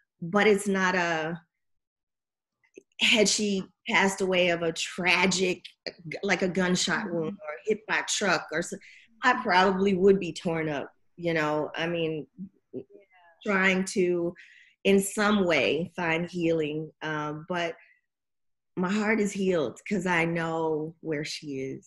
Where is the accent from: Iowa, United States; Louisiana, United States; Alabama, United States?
Alabama, United States; I'm from Alabama, Roll Tide. I love football. I grew up around it.